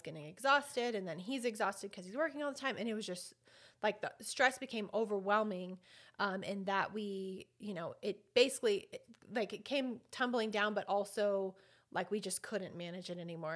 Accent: Albuquerque, New Mexico, United States; I was born and raised here in Albuquerque, well, East Mountains, but Albuquerque

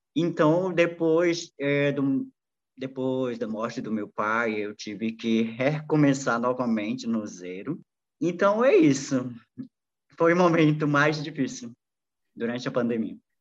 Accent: Vila Betânia, Amazonas, Brazil; Portuguese is a second language; also born or lived in Manaus, Brazil; now in Brasília, Brazil; Eu saí na minha comunidade quando eu tinha 13

